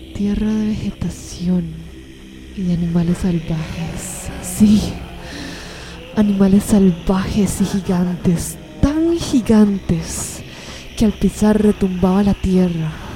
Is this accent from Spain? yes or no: no; Costa Rica; soy costarricense